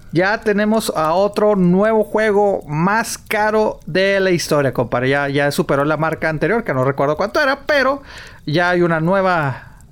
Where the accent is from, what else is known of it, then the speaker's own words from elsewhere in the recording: northern Mexican border, northern Mexico, Mexico; siendo de frontera